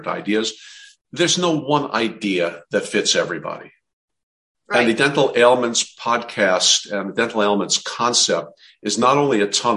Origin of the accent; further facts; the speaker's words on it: New Jersey, United States; I'm from New Jersey